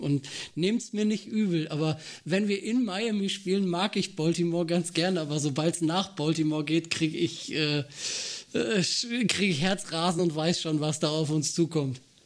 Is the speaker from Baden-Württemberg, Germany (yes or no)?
no; North Rhine-Westphalia, Germany; ich als äh, gebürtige Ostwestfalen, äh, die Paderborn Dolphins, äh, das örtliche Footballteam direkt vor der Tür habe